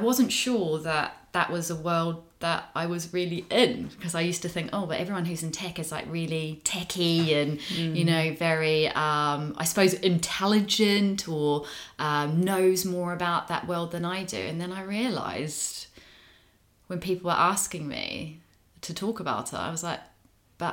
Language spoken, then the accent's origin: English; New Zealand; now in United Kingdom; I'm a Kiwi.